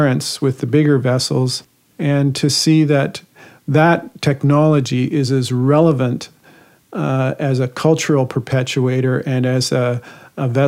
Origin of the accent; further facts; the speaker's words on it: Guelph, Ontario, Canada; I was born in St. Joseph's Hospital in Guelph.